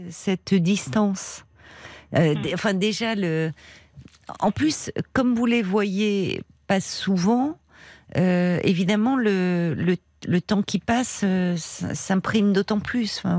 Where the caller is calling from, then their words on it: California, United States; Donc, moi, je suis près de San Francisco.